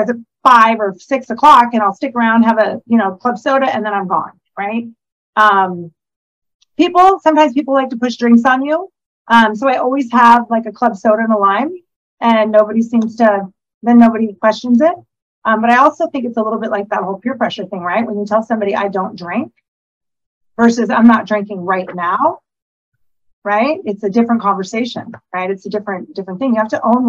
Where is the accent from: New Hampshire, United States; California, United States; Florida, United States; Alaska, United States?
Alaska, United States; now in La Cruz de Guanacaste, Mexico; I'm from Alaska. I currently reside in La Cruz de Guanacaste, Mexico